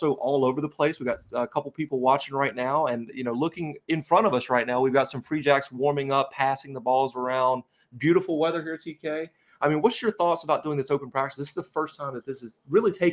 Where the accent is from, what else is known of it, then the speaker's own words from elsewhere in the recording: Charlotte, North Carolina, United States; moved away; my home state of North Carolina, my home city of Charlotte